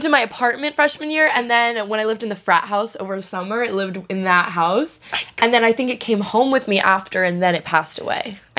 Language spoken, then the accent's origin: English; Manhattan Beach, California, United States; I'm from Manhattan Beach, California.